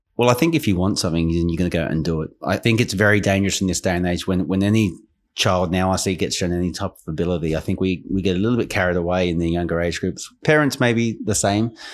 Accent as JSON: {"language": "English", "region": "Queensland", "country": "Australia", "tie": "born or raised there", "also_born_or_lived": "England", "moved": "as an adult", "said": "growing up in Australia"}